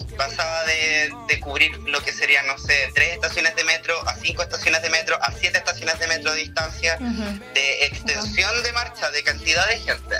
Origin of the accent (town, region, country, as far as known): Chile